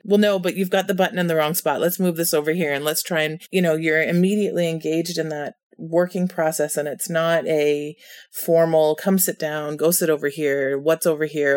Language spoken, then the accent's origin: English; Canada; As a Canadian